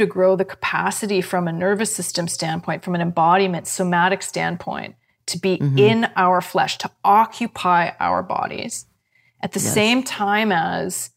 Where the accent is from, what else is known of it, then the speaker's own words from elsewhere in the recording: Canada; I'm a Canadian, true and true